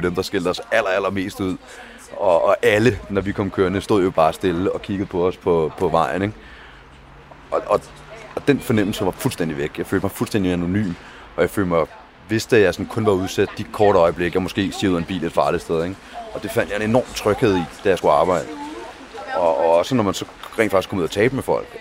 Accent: Denmark; jeg kommer fra Danmark

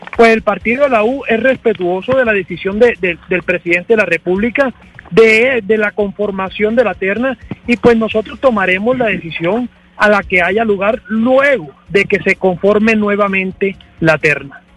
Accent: Córdoba, Colombia; yo que soy del departamento de Córdoba, coterráneo del doctor

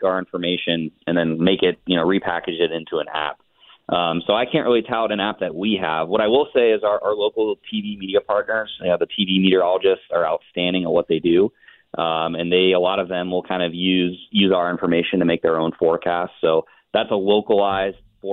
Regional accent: Cincinnati, Ohio, United States; born or raised there

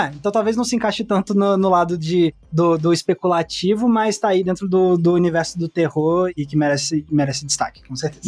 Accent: Brasília, Federal District, Brazil; de onde eu sou, de Brasília, do DF

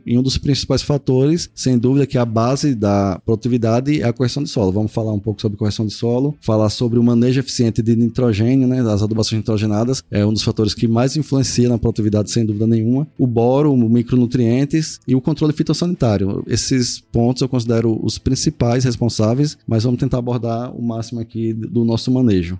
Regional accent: Paripiranga, Bahia, Brazil; eu sou aqui de Paripiranga, Bahia, Fui criado, né, nascido aqui nessa cidade

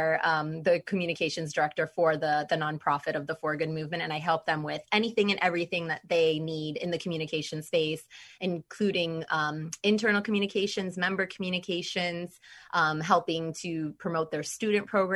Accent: Florida, United States; also born or lived in Orlando, Florida; I'm a born and raised Floridian.

